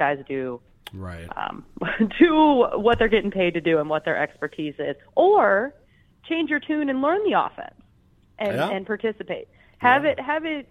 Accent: Richmond, Virginia, United States; now in Minnesota, United States; I grew up in Richmond, Virginia. That is where I was born

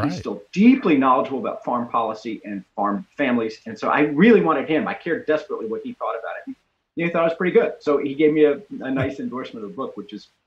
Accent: Texas, United States; It's an Austin thing. I'm from Texas.

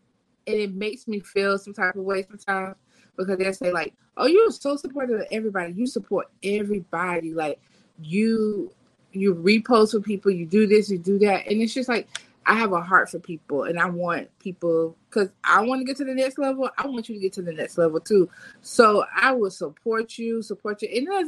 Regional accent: Fort Lauderdale, Florida, United States; But yeah, I'm from Fort Lauderdale. {S0} Yeah. {S1} Born and raised.

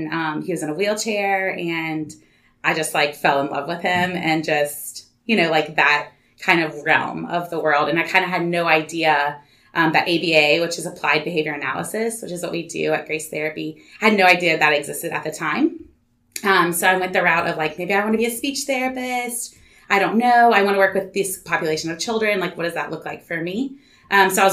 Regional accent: Baton Rouge, Louisiana, United States; I'm from Baton Rouge. Born and raised.

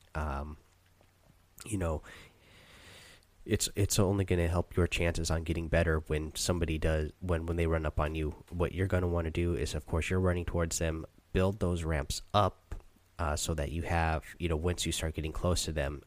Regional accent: Seattle, Washington, United States; I'm actually from Seattle

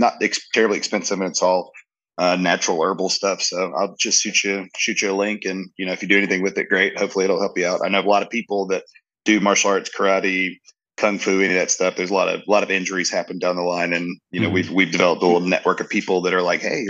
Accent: Jacksonville, North Carolina, United States; I was born on Camp Lejeune, the base of Camp Lejeune

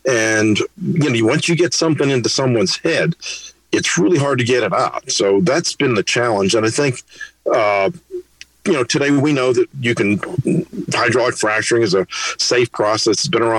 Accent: Pittsburgh, Pennsylvania, United States; I grew up in Pittsburgh

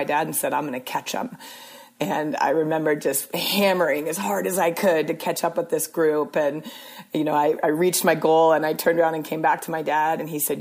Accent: Portland, Oregon, United States; moved away as an adult; also born or lived in Arizona; I went to college in Arizona, but I grew up in Portland, Oregon

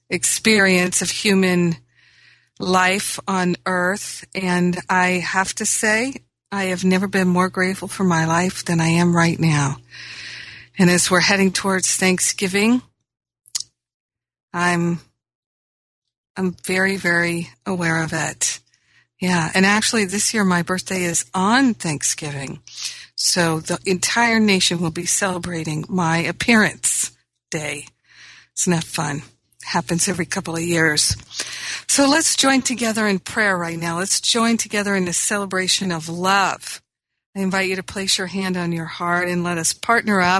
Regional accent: Rhode Island, United States; also born or lived in Michigan; now in Los Angeles, United States; It does, because I grew up in Rhode Island. I grew up in Michigan where there was a change of seasons and the weather was different all the time.

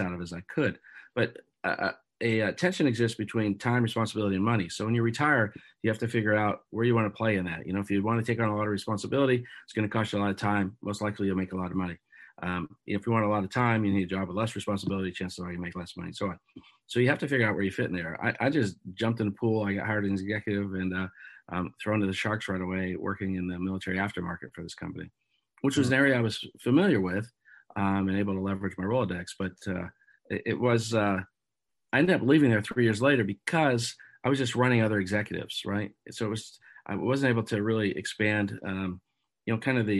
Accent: Erie, Pennsylvania, United States; moved away as an adult; now in Buffalo, United States; I grew up in Erie, Pennsylvania.

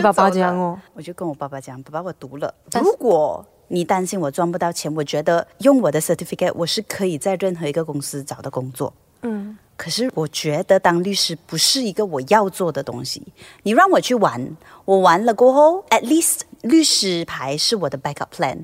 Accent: Malaysia; 在马来西亚当艺人

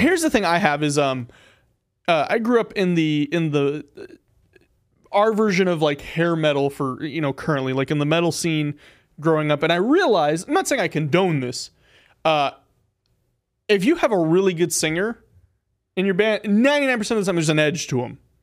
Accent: Pahrump, Nevada, United States; now in North Las Vegas, United States; I guess I'm from Harump

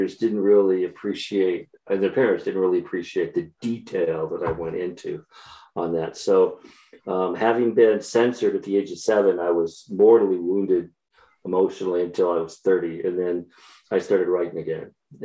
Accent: Chattanooga, Tennessee, United States; also born or lived in Sioux Falls, South Dakota; I eventually meandered my way to Tennessee, where I grew up, Eastern Tennessee, as a matter of fact, Chattanooga.

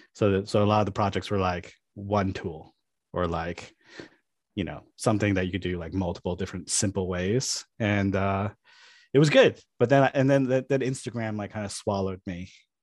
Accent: New York, United States; I'm from New York.

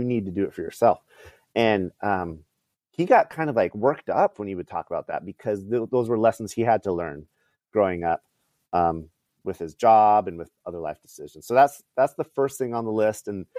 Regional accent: California, United States; born there; They lived in California. I was born in the Bay Area.

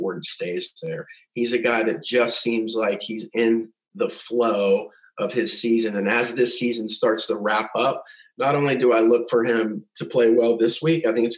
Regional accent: United States; I'm American

